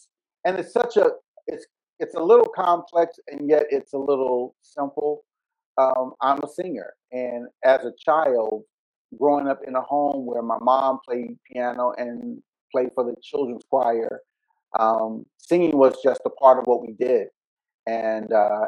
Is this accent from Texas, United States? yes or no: no; Richmond, Virginia, United States; I grew up in Varina, in the eastern part of Henrico, in Richmond, Virginia